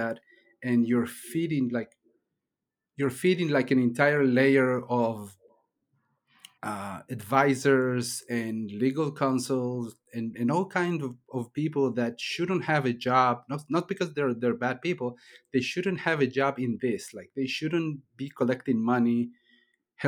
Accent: Chile; I was born in Chile, in South America

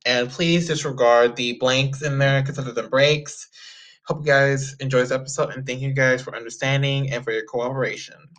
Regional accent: Texas, United States; I'm from Texas

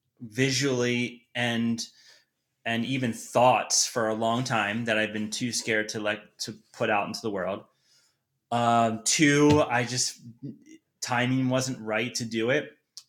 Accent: Boulder, Colorado, United States; a lot of people don't know that I'm from Boulder because of how dark the photography is

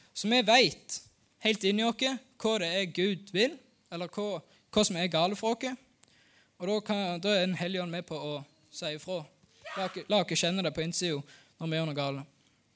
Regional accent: Norway; Jeg er født og oppvokst her på Haua.

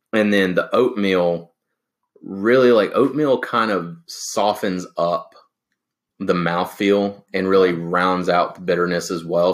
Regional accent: the South, United States; growing up in the South, where in the country where our water wasn't the best

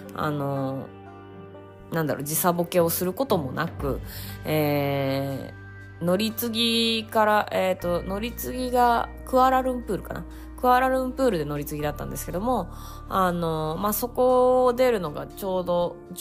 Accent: Hokkaido, Japan; 北海道出身なんですけどあの何て言うんですかあの住んでたのはもっと中の方なんであの海に行くのが海が割と身近ではないところで育った

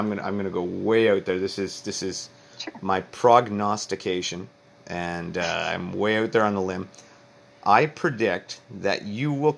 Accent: Canada; I am Canadian

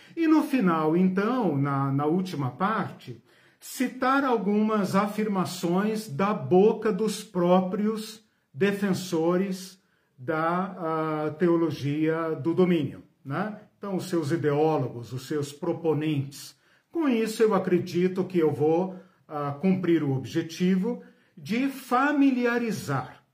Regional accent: Curitiba, Paraná, Brazil; sou daqui de Curitiba

